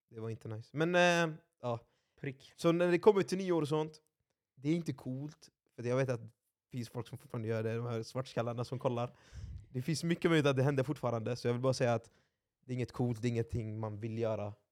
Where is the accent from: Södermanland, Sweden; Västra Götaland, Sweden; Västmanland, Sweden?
Västra Götaland, Sweden; Gothenburg; Jag är uppväxt i Tynnered.